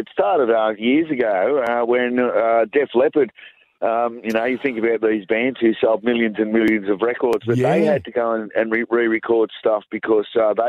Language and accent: English; Newcastle, New South Wales, Australia; a bunch of blokes from Newey